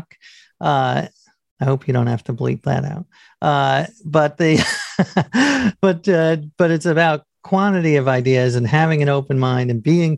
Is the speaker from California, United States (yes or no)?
no; New York, United States; I grew up in New York